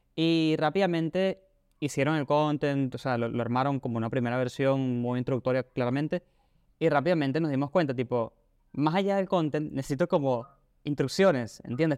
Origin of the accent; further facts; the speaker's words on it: Venezuela; now in Argentina; yo soy de Venezuela y estoy aquí en Argentina